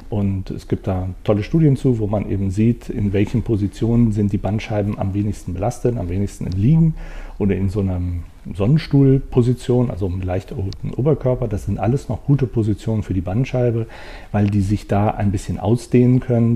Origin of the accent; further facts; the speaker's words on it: Bonn, North Rhine-Westphalia, Germany; also born or lived in Wuppertal; aber ich bin in äh, Bonn, im Bonner Umfeld aufgewachsen, also auch am Rhein